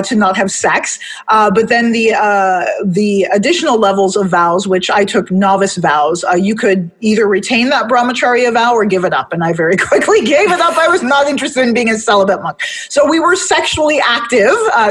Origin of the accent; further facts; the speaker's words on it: Detroit, Michigan, United States; moved away; I'm from Detroit originally, D-Town